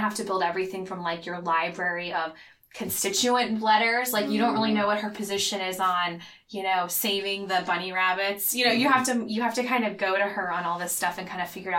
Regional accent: Phoenix, Arizona, United States; moved away as an adult; also born or lived in Washington, D.C.; now in Seattle, United States; I'm from Arizona native. I'm actually a sixth generation Arizonan.

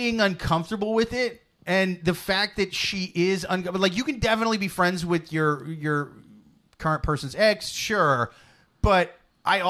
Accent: Iowa, United States; I'm from Iowa

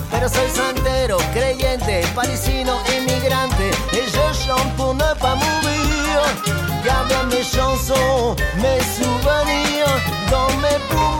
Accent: Peru; now in Saint John, Canada; soy de Perú, me encuentro viviendo en San John

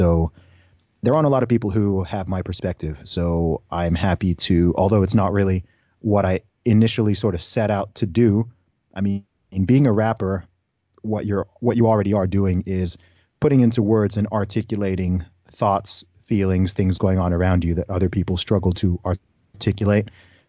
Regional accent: Saudi Arabia; also born or lived in United Kingdom; So, I was born in the UK. I grew up in Saudi Arabia. I went to an international school for several years.

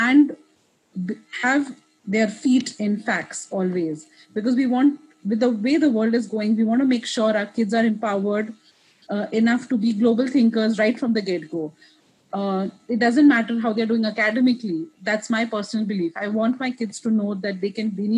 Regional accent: Kuwait; first language English; also born or lived in India; now in Richmond, United States; I'm Indian. I was raised in Kuwait

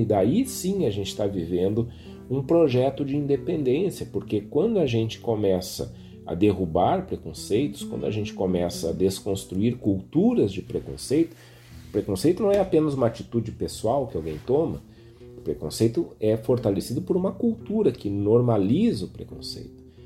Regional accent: Viamão, Rio Grande do Sul, Brazil; sou de Viamão

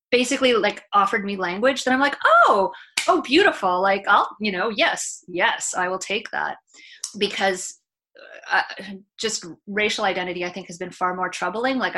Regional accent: Canada; my or my grandparents are from here, but I'm totally Canadian

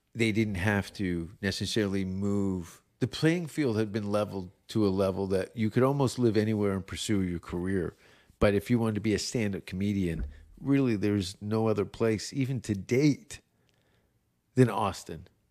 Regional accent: Hamilton, Ontario, Canada; Martin Short and Eugene Levy are from my hometown

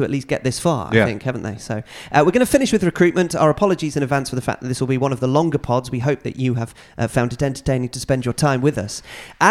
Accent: United States; I unapologetically call the sport soccer because I'm American and grew up calling it that.

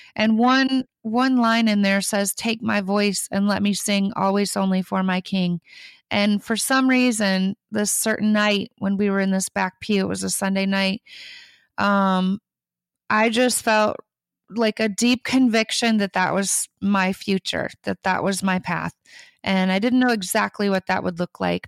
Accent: Michigan, United States; now in Nashville, United States; I grew up in Michigan, on a farm out in the middle of nowhere

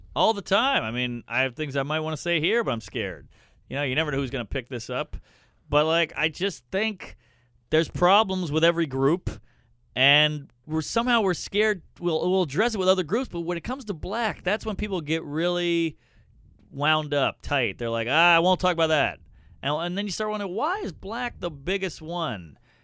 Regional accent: Louisiana, United States; I'm from the South. I'm from Louisiana

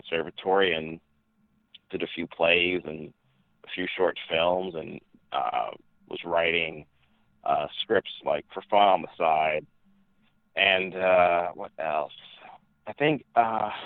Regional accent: New Jersey, United States; I'm born and raised in New Jersey to two parents who are from Ghana, West Africa.

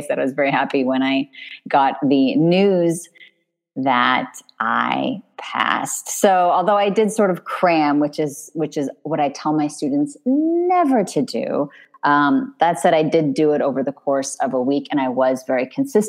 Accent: California, United States; moved away as an adult; now in France; I'm Californian. I have a California driver's license.

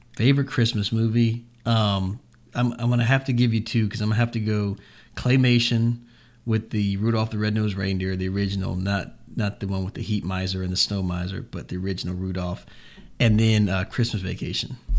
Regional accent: Jacksonville, Florida, United States; this is my hometown.

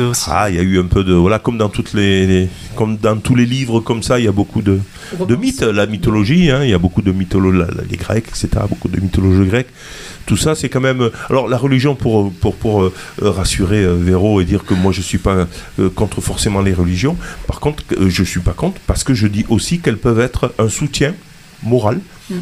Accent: southern France, France; du côté de chez nous, dans le sud

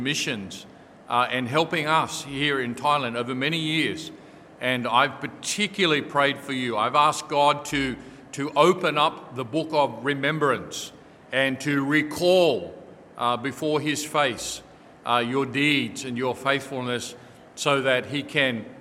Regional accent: Australia; moved away as an adult; as an Australian son, and as an Australian who comes from a long generation of people in Australia

